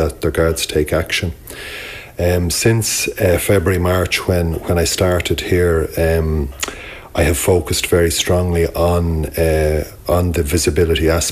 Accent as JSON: {"language": "English", "town": "Dublin", "region": "Leinster", "country": "Ireland", "tie": "born or raised there", "also_born_or_lived": "Kilkenny", "moved": "as an adult", "lives_now": "Carlow, Ireland", "said": "I was born in Dublin. I'm a Dublin native and I live in Carlow."}